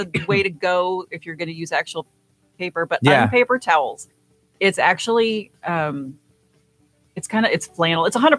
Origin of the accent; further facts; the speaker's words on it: Iowa, United States; moved away; Yeah, grew up on a farm out in Iowa.